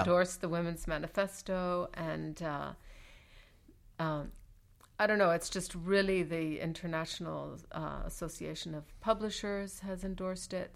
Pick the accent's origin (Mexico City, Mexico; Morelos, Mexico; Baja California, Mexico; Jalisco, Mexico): Mexico City, Mexico; growing up in Mexico City